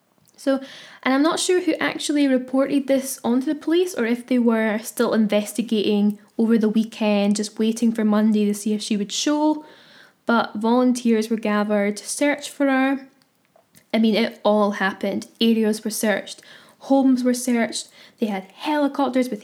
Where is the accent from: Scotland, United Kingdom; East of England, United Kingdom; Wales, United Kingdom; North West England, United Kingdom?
Scotland, United Kingdom; I'm Scottish